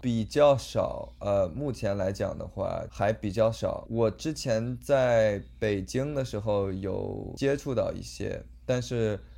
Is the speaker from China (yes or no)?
no; Toronto, Ontario, Canada; moved away as an adult; now in Los Angeles, United States; 我是在多伦多长大的